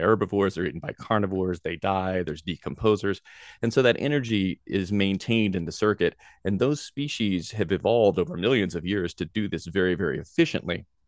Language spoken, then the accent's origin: English; Nashville, Tennessee, United States; moved away as an adult; also born or lived in Greenville, South Carolina / Hawaii; I grew up in Nashville, Tennessee